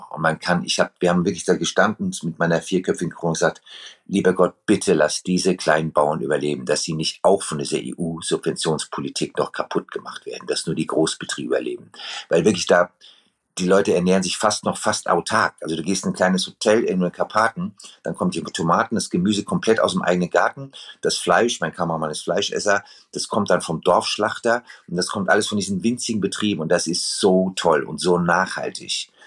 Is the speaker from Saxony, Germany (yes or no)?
no; Frankfurt, Hesse, Germany; also born or lived in Pittsburgh, United States; Ich bin in Frankfurt und Pittsburgh aufgewachsen.